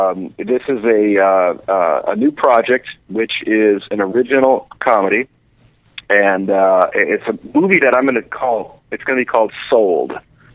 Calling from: Kansas City, United States; from Kansas City.

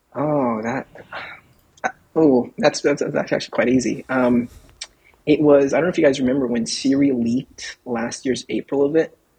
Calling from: Saudi Arabia; I'm calling in from Saudi Arabia.

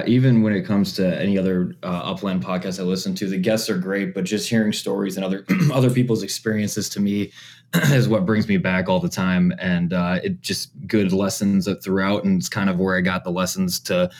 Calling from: Coon Rapids, Minnesota, United States; I am in Coon Rapids, Minnesota, just north of Minneapolis.

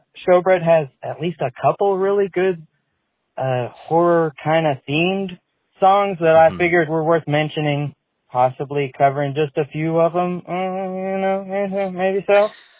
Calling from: Kansas City, United States; I'm a first time caller. I'm from Kansas City.

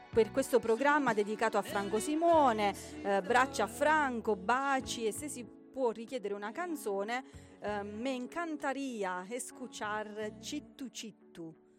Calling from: Rovito, Calabria, Italy; sono di Rovito, in provincia di Cosenza.

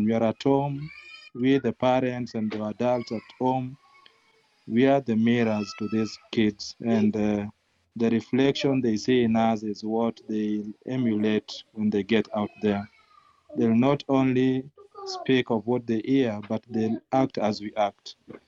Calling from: Kisumu, Kisumu County, Kenya; I'm joining from Kisumu, Kenya, in our offices in Manyata.

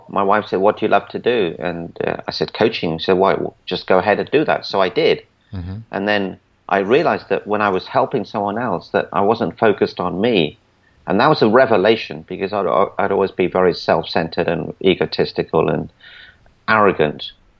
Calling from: Celebration, Florida, United States; I'm in Orlando, Florida, actually in a town called Celebration.

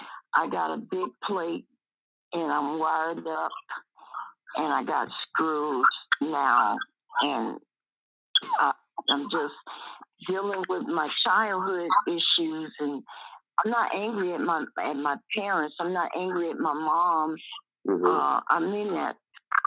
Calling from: Tucson, Arizona, United States; I'm calling from Tucson, Arizona, from Divine Gables.

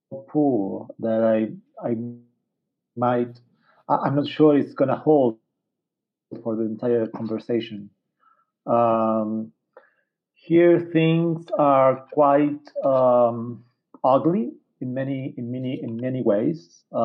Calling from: Santiago, Santiago Metropolitan Region, Chile; I'm calling from Santiago, Chile's capital.

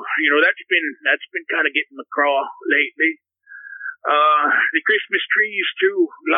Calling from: Naples, Florida, United States; Yes, Benny. I'm calling from Naples, Florida.

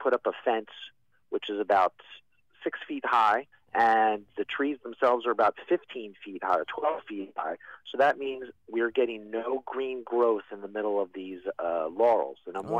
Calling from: Philadelphia, Pennsylvania, United States; I'm calling from Germantown in Philadelphia.

